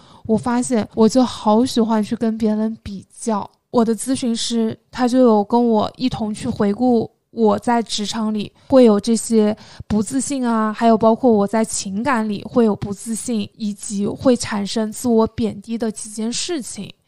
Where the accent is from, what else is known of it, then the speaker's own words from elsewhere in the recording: Jiangxi, China; moved away; 我是江西人